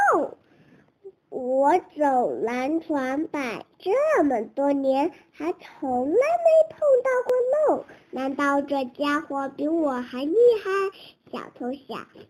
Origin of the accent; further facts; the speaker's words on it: Kunming, Yunnan, China; 今年四岁，我我来自云南昆明。